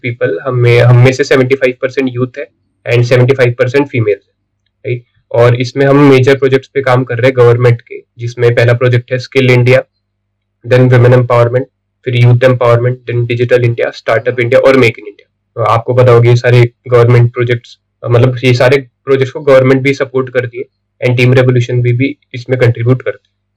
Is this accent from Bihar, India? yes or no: no; Pune, Maharashtra, India; also born or lived in Mumbai; मैं बॉर्न हुआ था मुंबई में टिल 2011 में मुंबई में रहा था but because of fathers transfer हम पुणे में शिफ्ट हो गए एंड तब से मेरी स्कूलिंग मैं फिफ्थ स्टैंडर्ड में आया था पुणे